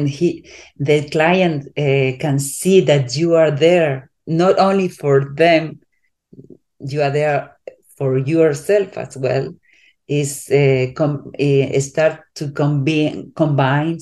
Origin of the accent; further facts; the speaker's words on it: Spain; I'm from Europe, I'm from Spain. So I'm not, my culture is different than in United States.